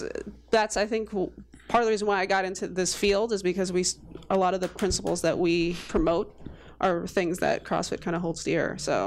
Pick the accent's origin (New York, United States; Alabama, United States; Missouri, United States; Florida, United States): New York, United States; New York City; moved away as an adult; also born or lived in London; now in Boston, United States; I grew up in New York City my whole life.